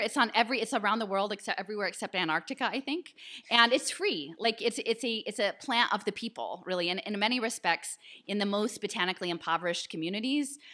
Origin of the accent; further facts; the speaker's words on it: Philadelphia, Pennsylvania, United States; I'm from Philadelphia